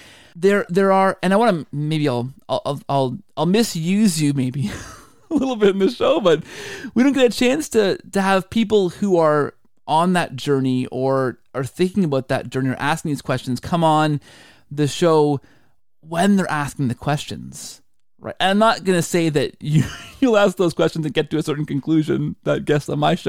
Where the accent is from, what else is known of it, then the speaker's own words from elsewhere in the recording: Canada; You know, the Canadian in me, which is all of me because I'm fully Canadian